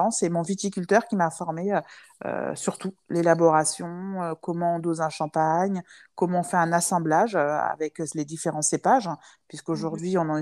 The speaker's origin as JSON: {"language": "French", "country": "France", "said": "même si je suis chez moi aussi ici, parce que je suis française, hein"}